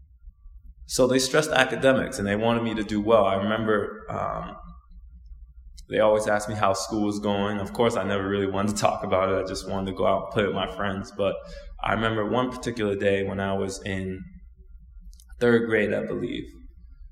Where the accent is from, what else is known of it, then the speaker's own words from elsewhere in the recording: Osaka, Japan; I was born in Osaka, Japan, and I'm half Japanese and I'm half Black.